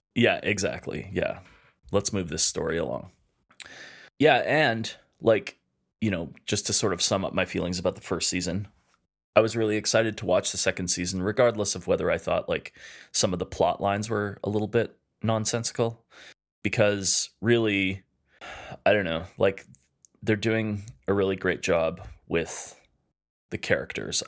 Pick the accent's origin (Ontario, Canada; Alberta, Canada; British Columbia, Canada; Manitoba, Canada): Alberta, Canada; Edmonton; We're two chefs from Edmonton, Alberta, Canada